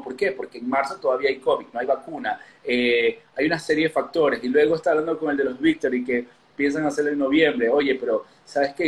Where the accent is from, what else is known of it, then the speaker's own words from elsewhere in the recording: Ecuador; now in Mexico; Yo soy de Ecuador, vivo en México hace ya bastantes años